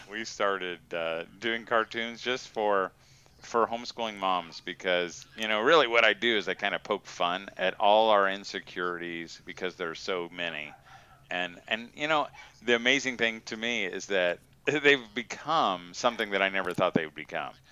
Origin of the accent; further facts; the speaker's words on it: Indiana, United States; Indiana. Yeah. Indiana. Yeah, I'm a Hoosier. Yeah, I think it's probably been 17 years.